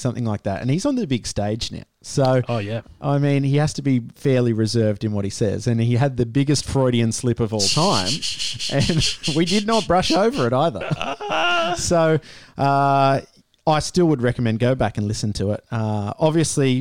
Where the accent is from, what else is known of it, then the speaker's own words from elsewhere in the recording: Australia; as an Australian